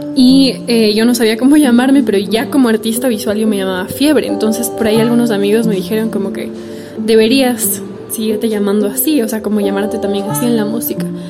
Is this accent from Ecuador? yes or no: yes; Ecuador; also born or lived in Italy; Nací aquí en Ecuador, pero también soy italiana y mm, viví mucho tiempo por allá también